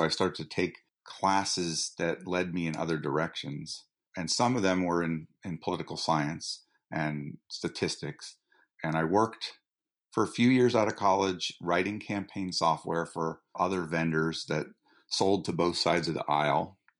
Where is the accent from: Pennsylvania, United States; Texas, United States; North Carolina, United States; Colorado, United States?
Colorado, United States; Boulder; also born or lived in Bradford, Vermont; So I grew up in Boulder, Colorado, where my parents were teachers, and spent the summers in Bradford, Vermont, where my family had half of a farm that we shared with my aunt and uncle, who were potters.